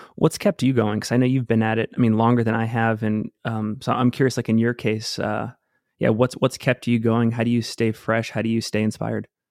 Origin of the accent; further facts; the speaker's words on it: Cape Elizabeth, Maine, United States; moved away as an adult; now in Salt Lake City, United States; I grew up outside of Portland, Maine, lived there for almost fifteen years, uh, in a place called Cape Elizabeth